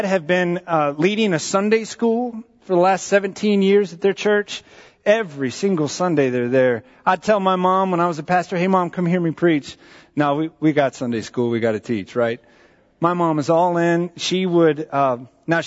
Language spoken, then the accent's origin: English; San Antonio, Texas, United States; also born or lived in Maryland; We were living in Maryland when I was in elementary school, and we moved to Texas